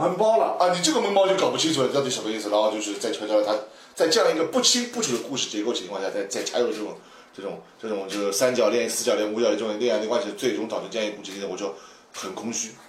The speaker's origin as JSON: {"language": "Chinese", "country": "China", "said": "在我们中国人的这个对高达妹理解的还是非常高的地位"}